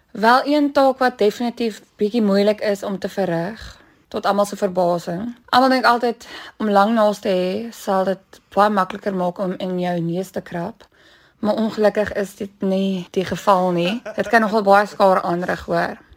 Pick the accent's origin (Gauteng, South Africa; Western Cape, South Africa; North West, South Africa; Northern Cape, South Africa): Western Cape, South Africa; Bellville; Ek het hier grootgeword in Bellville gebore